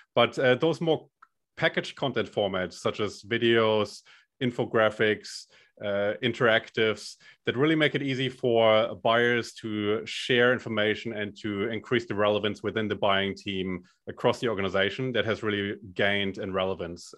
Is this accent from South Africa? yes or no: no; Germany; accent: German; moved away as an adult; now in Australia; I'm originally from Germany